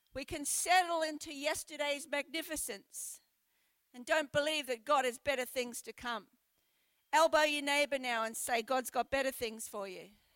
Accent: Brisbane, Queensland, Australia; moved away as an adult; also born or lived in Sheffield, United Kingdom; now in Port Lincoln, Australia; I was brought up in Brisbane in the subtropics

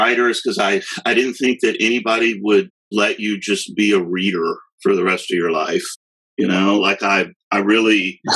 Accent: Austin, Texas, United States; also born or lived in San Marcos, Texas; I'm from Austin, and I've lived in San Marcos

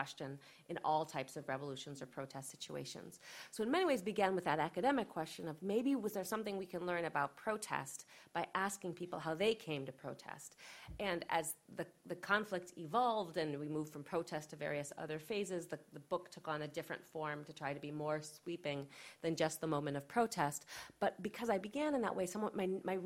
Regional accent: United States; I'm an American

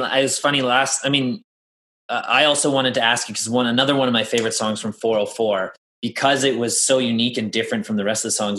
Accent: Toronto, Ontario, Canada; I come from Toronto where I grew up on

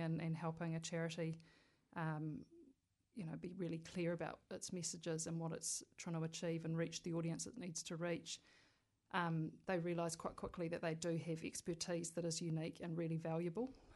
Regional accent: Wellington, New Zealand; also born or lived in Scotland; I'd say kind of Wellington born and bred, except I wasn't born here

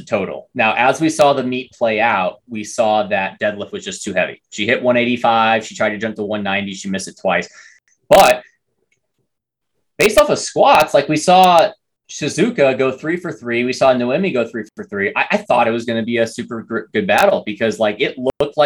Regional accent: United States; we're American

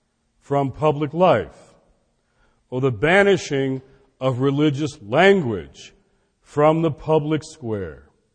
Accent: Washington, District of Columbia, United States; My hometown in Washington, D.C., has a way of handling political issues.

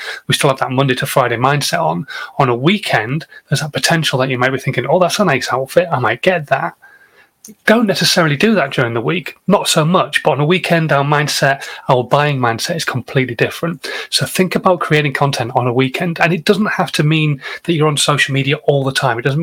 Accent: Yorkshire and the Humber, United Kingdom; as a northerner, as a Yorkshireman

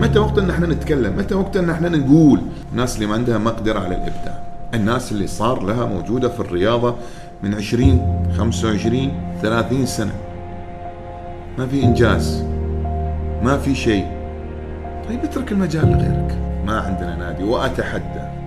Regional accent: Oman; انا كعماني

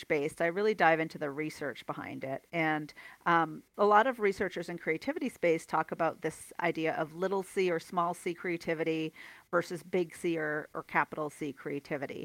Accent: near Toronto, Ontario, Canada; moved away as an adult; now in Calgary, Canada; I'm from Ontario, kind of near Toronto originally.

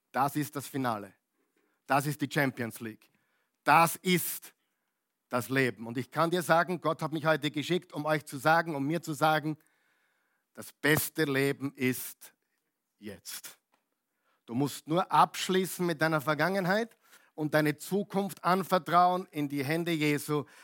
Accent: Upper Austria, Austria; also born or lived in United States; now in Vienna, Austria; da sind wir jetzt seit 25 Jahren da, als echter Oberösterreicher, von Amerika gekommen, Oberösterreich und jetzt sind wir eben in Wien.

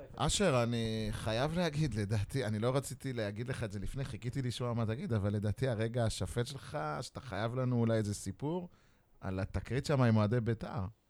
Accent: Beersheba, Southern District, Israel; זה היה גאווה בשבילי כבאר שבעי

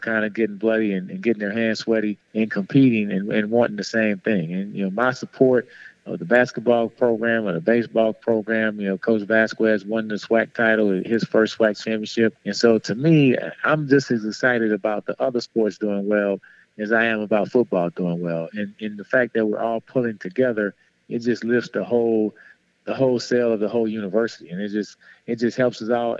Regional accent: New Orleans, Louisiana, United States; moved away as an adult; growing up in New Orleans

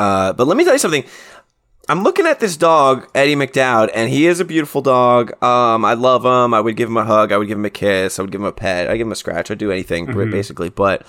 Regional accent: New Jersey, United States; I'm from Jersey.

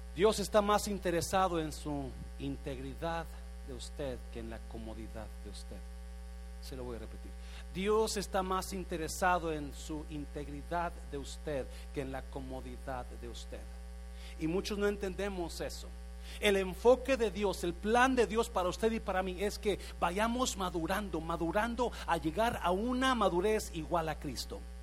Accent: Mexico; moved away as an adult; cuando llegué de México en los ochentas ah, me inscribí en el colegio ahí en el centro, Central, Central College y me inscribí para tomar clases de inglés

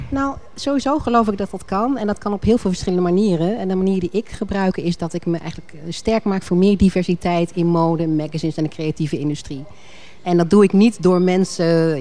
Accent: Alphen aan den Rijn, South Holland, Netherlands; moved away; also born or lived in Rotterdam / Leiden; Maar ik ben opgegroeid in, uh, in Al van Rijn, geboren in Rotterdam

